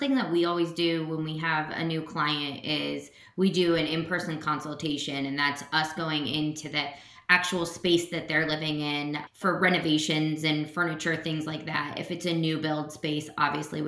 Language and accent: English; Cincinnati, Ohio, United States; moved away as an adult; now in Columbus, United States; I grew up in Cincinnati